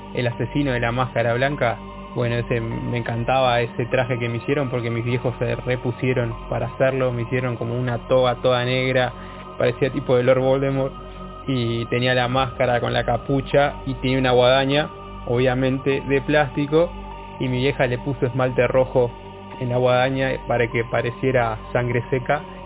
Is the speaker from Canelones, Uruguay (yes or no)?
yes; Canelones, Uruguay; soy de Canelones, Uruguay, orgullosamente canario.